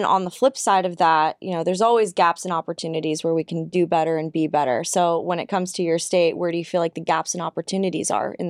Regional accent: California, United States; So you're also from California. I'm from California.

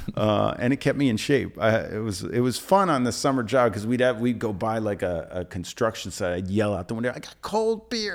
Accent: New Jersey, United States; now in New York City, United States; I grew up sailing on the Jersey Shore and it was a summer house. Like, we would stay there in the summer, in the winter, we'd go to North Jersey

